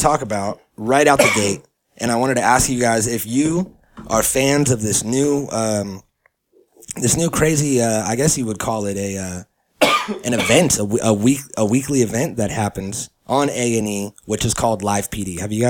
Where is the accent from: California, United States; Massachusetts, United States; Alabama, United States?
California, United States; So we all got spoiled growing up in California.